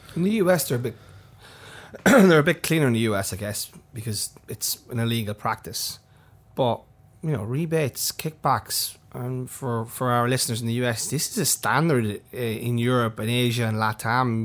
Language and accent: English; County Monaghan, Ireland; moved away; My sister who's, who runs a small store at my hometown